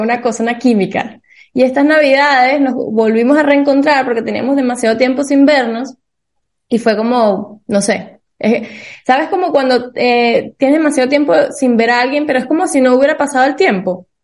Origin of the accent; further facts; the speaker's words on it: Venezuela; nosotros somos de Venezuela